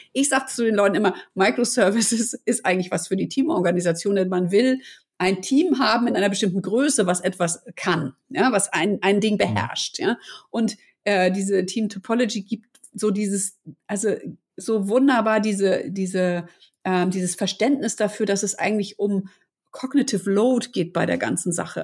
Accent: Hamburg, Germany; sind wir beide aus Hamburg und wir lieben unsere Stadt

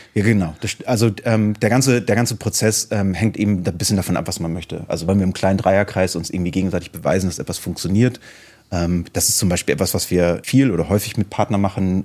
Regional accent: Hamburg, Germany; ich komme aus Hamburg

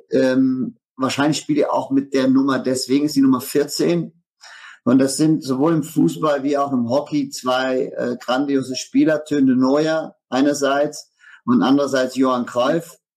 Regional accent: Netherlands; German is a second language; now in Hamburg, Germany; Ich bin hier nach äh, Hamburg gezogen in 2011, äh, bin, bin Holländer äh, und habe ähm, hab hier gegründet äh, irgendwann mal in, in Hamburg eine Firma in der Getreidebranche

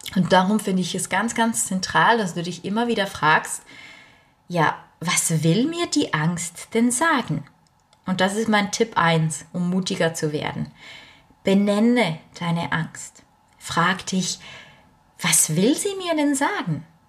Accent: Bernese German, Switzerland; accent: Bernese German (Berndeutsch); first language Bernese German; German is a second language; Ich bin Schweizerin ich weiß, man hört es nicht immer direkt auf den äh, ersten auf den ersten Blick ist falsch, auf die erste, aufs erste Hinhören. Aber normalerweise spreche ich Berndeutsch

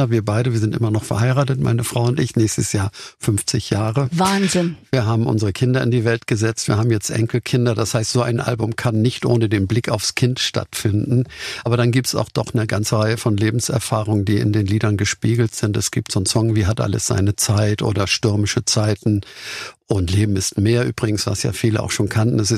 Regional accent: Hamburg, Germany; So als Hamburger haben wir vielleicht gedacht, wir sind ja ein bisschen solide Kaufleute dort.

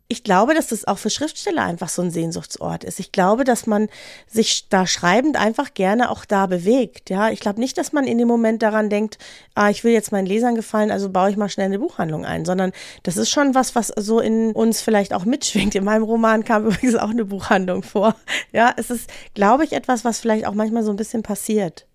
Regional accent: Franconia, Bavaria, Germany; now in Munich, Germany; Ich bin ja in Franken geboren

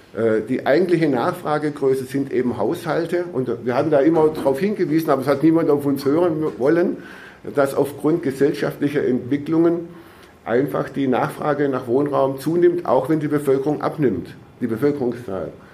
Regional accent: Baden-Württemberg, Germany; bei uns in Baden-Württemberg

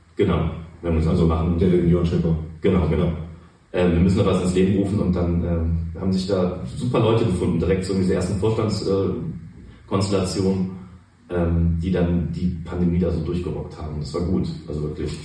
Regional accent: Cologne, North Rhine-Westphalia, Germany; Ich bin in Pochts geboren mhm. und dann die ganze Zeit auf der Schelsig eigentlich unterwegs gewesen und da aufgewachsen.

